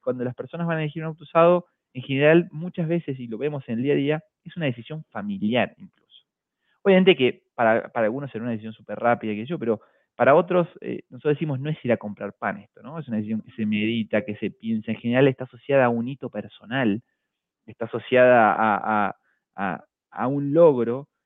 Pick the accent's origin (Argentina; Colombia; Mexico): Argentina; moved away as an adult; also born or lived in Buenos Aires; now in Chile; como todo argentino